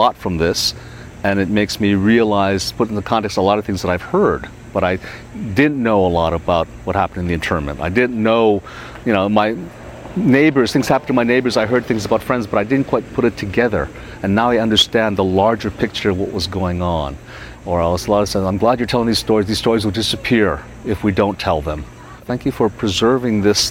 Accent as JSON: {"language": "English", "region": "Hawaii", "country": "United States", "tie": "born or raised there", "said": "where I grew up in Hawaii"}